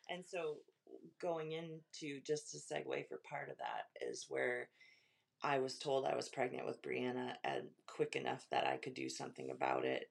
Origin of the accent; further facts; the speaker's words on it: Webster, Wisconsin, United States; also born or lived in Dairyland, Wisconsin; Webster, Wisconsin, more or less. I mean, we're from Dairyland, but I then I, we moved down to Webster